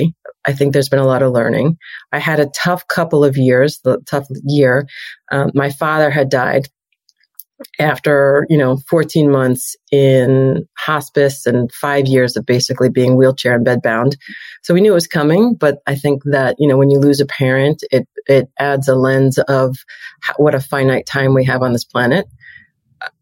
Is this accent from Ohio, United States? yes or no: no; New York, United States; moved away as an adult; also born or lived in Chicago / Los Angeles; I'm a New Yorker and started in agencies in New York